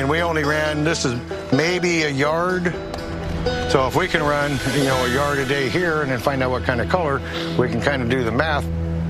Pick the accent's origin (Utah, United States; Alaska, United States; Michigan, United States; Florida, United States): Alaska, United States; I'm from Alaska.